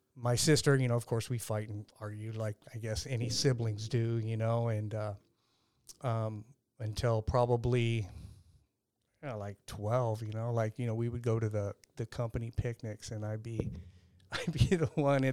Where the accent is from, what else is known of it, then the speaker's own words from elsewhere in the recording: Lakeside, California, United States; also born or lived in El Cajon, California; El Cajon, born and raised